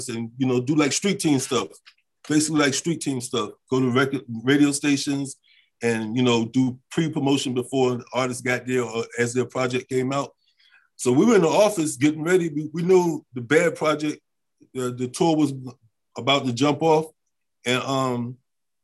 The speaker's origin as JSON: {"language": "English", "region": "Virginia", "country": "United States", "also_born_or_lived": "Italy", "said": "I'm from Virginia."}